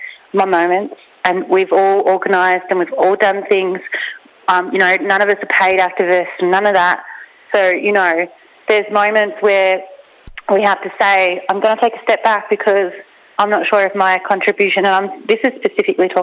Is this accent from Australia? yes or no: yes; Australia; I grew up in Banyanda